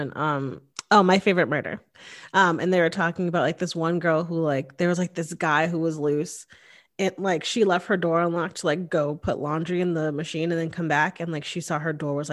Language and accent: English; Hamden, Connecticut, United States; moved away as an adult; now in Austin, United States; I grew up in Hamden, Connecticut, which is one town over from Cheshire, Connecticut